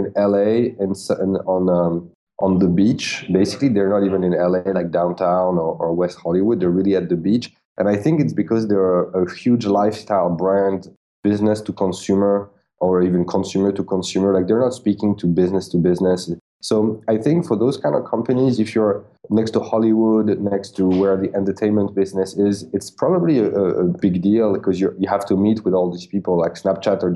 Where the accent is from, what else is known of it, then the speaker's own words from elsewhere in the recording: France; English is a second language; I'm like a French guy in New York with a big startup